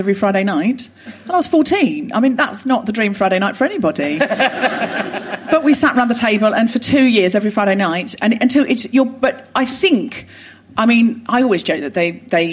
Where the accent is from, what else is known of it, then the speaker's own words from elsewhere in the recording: Australia; moved away as an adult; also born or lived in Sydney; now in London, United Kingdom; I was born in Australia, raised in Australia